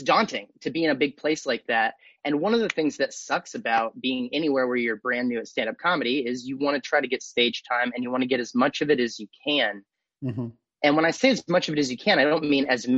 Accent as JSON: {"language": "English", "town": "Austin", "region": "Texas", "country": "United States", "tie": "born or raised there", "also_born_or_lived": "Los Angeles", "said": "I'm from Austin originally. I grew up here. You know, I moved here when I was like six or seven, and I lived here all the way till I left for college."}